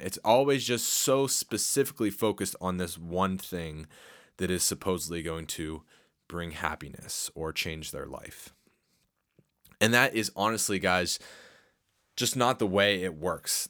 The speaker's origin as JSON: {"language": "English", "town": "Harrisburg", "region": "Pennsylvania", "country": "United States", "tie": "born or raised there", "said": "my hometown of uh, Harrisburg"}